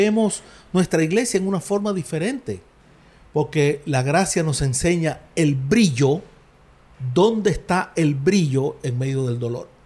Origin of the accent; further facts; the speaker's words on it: Cuba; los sufrimientos que tenemos hoy como cubanos